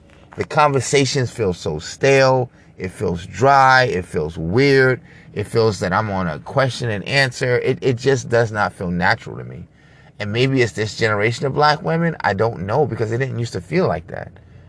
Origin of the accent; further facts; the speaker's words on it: New York, United States; Thank God I'm older. I got thicker skin. I'm from New York. I don't give a shit.